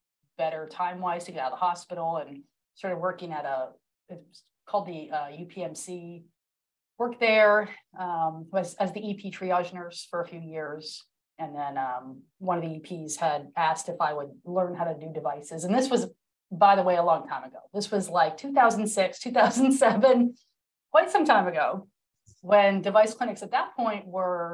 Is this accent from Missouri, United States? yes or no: no; Erie, Pennsylvania, United States; moved away as an adult; now in Greenville, United States; I'm from Erie, Pennsylvania